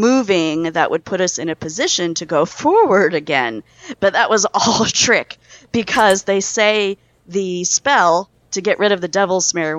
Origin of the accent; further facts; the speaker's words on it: northern Ohio, United States; I grew up in Ohio, in northern Ohio, which is where Cedar Point is